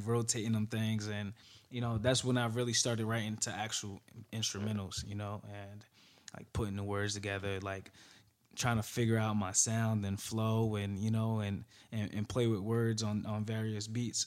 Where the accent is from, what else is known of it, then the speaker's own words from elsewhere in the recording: Newark, New Jersey, United States; also born or lived in Florida; from Newark, New Jersey, uh, born and raised